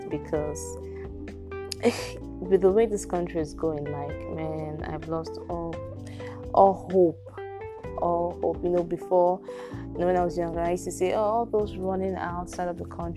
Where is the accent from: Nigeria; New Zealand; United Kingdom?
Nigeria; I can't even come out and proudly say that I'm Nigerian